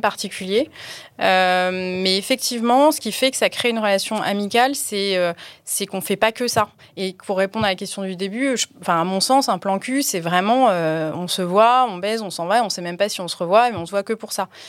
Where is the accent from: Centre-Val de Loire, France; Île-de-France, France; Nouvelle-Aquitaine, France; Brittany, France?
Île-de-France, France; Paris; moved away as an adult; now in Aix-en-Provence, France; J'étais parisienne. Je suis arrivée à Aix euh, en Provence il y a un, à peu près un an.